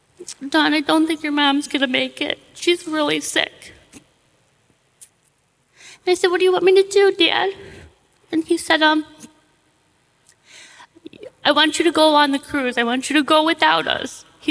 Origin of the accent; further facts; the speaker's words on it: Brook Park, Ohio, United States; We moved in this little tiny house, two-bedroom house, and where I grew up in Brook Park.